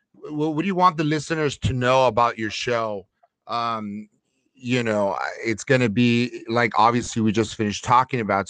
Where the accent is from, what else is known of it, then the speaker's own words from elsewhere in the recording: Los Angeles, California, United States; I grew up in Lincoln Heights